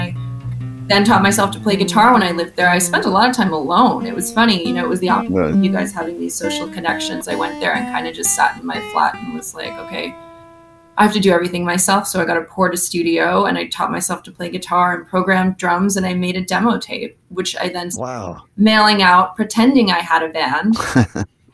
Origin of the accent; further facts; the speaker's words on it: Sudbury, Ontario, Canada; moved away as an adult; also born or lived in London; I'm from Sudbury, Ontario, Canada, 4 hours north of Toronto. It's a mining town, Grim